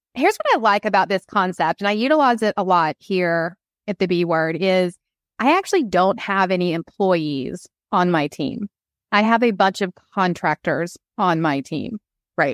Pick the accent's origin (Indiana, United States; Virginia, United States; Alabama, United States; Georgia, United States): Georgia, United States; Atlanta; I'm from Atlanta